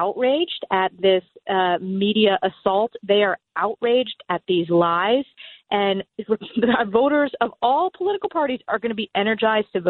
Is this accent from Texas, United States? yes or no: no; New York, United States; as a New Yorker